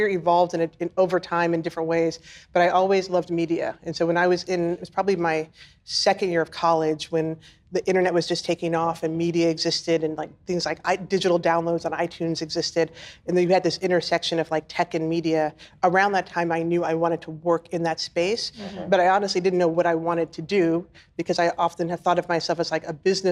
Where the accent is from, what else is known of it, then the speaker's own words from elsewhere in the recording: Oklahoma, United States; moved away; also born or lived in Chicago; I'm from Oklahoma